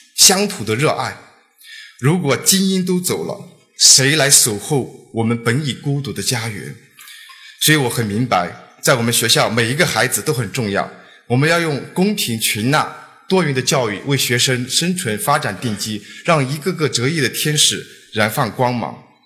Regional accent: Guizhou, China; 我出生在贵州，偏僻的山村，土家三寨里面是一个少数民族，土家族青年，从小经历了上学的艰难

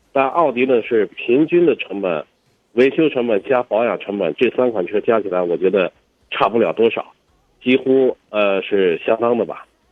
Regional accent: China; 我们中国人

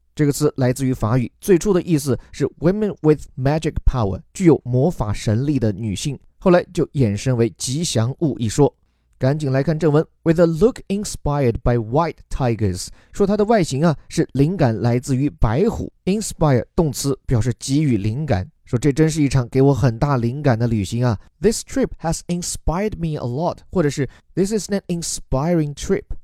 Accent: southern China, China; 作为一个南方人加为体育迷， 这辈子连下雪都没见过几场

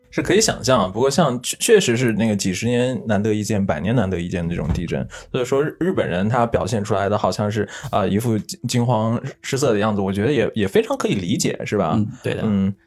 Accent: China; 作为中国人

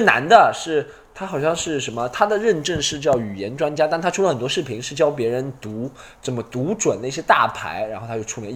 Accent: China; 我们中国人

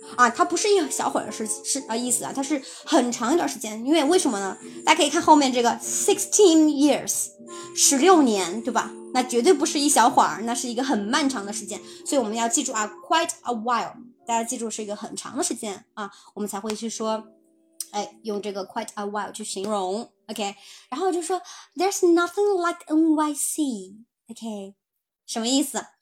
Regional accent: China; 我们就是中国人哈，我们其实在汉语当中是没有那么多的

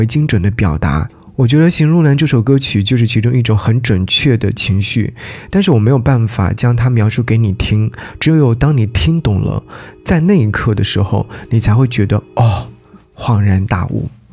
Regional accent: Jiangsu, China; also born or lived in Nanjing; 作为江苏人

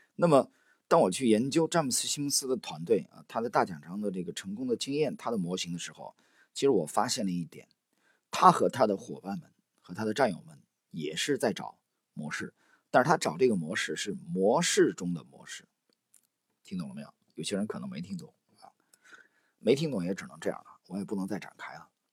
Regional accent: China; 我们中国人

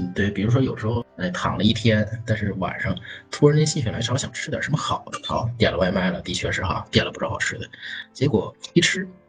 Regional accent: China; 就像我们中国人说的：“哎呀，死了没人埋可咋整？死，对吧？”

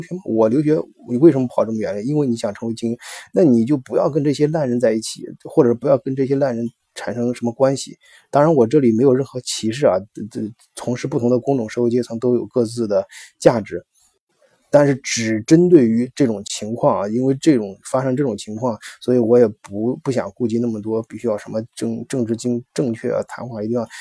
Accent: China; now in Germany; 我们中国游客

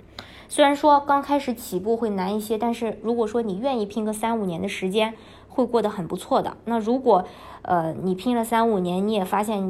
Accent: China; 因为我们呃毕竟是从中国过来的，然后对这些小商品的话，嗯，像义乌的这些小商品，这是在全世界都非常有名的。

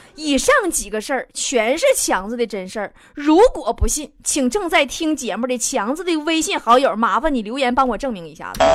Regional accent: Inner Mongolia, China; moved away; 我老家内蒙古

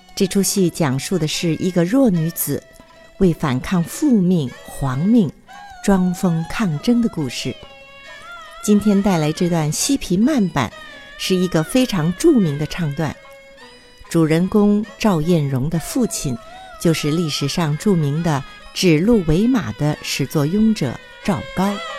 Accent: Taiwan; 我来自于台湾，宗梅派

